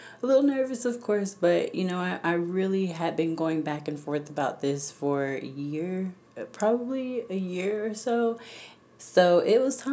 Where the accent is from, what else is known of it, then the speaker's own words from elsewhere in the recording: Jacksonville, Florida, United States; now in Orlando, United States; I grew up, born and raised in Florida, Jacksonville, Florida, to be exact.